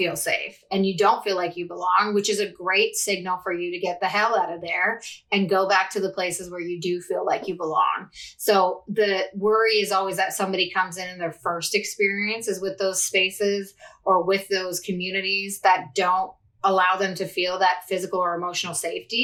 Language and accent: English; Canada; also born or lived in Toronto, Canada; I'm Canadian, based in Toronto, Canada.